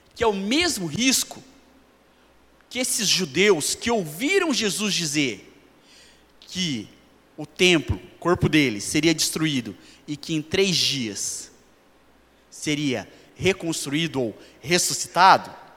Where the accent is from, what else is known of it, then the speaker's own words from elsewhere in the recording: Brazil; nós, como brasileiros